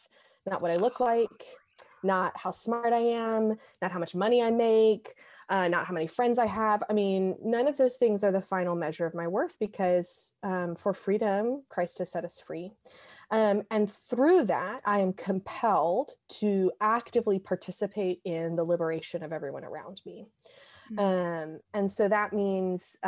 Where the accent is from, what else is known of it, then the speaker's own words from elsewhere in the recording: the South, United States; moved away as an adult; also born or lived in Western Massachusetts; I'm from the South. So I was 1,000 miles from home